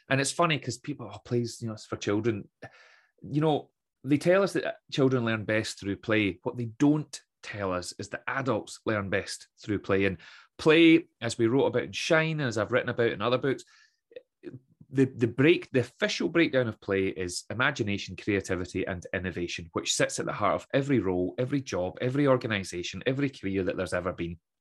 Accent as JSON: {"language": "English", "town": "Troon", "region": "Scotland", "country": "United Kingdom", "tie": "born or raised there", "also_born_or_lived": "Aberdeen", "said": "I grew up in Troon, as I mentioned, uh, left Troon at eighteen, headed to Aberdeen"}